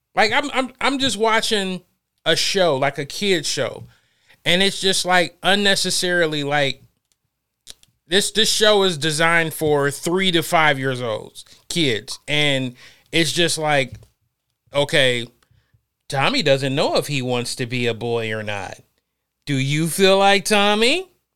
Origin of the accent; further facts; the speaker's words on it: Ohio, United States; moved away; I'm from Ohio